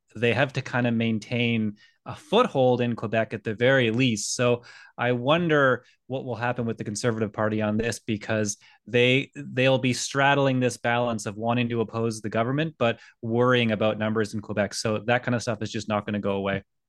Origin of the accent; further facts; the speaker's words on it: Scotland, United Kingdom; now in Canada; I was born in Scotland